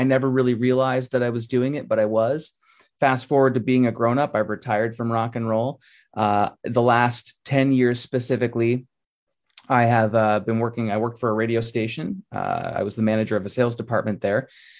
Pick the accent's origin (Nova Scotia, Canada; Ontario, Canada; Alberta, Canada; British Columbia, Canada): Nova Scotia, Canada; Halifax; born there; I was born in Halifax in 1977.